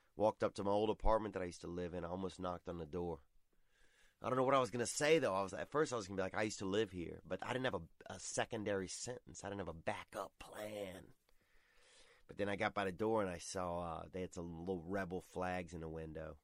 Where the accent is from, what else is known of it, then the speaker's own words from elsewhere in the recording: Covington, Louisiana, United States; my old neighborhood where I grew up, McGee Street, there in Covington, Louisiana